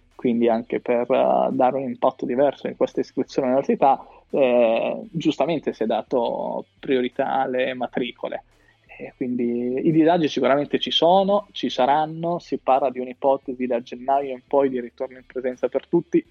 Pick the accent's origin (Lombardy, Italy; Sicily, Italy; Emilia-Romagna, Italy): Emilia-Romagna, Italy; Riccione; sono di Riccione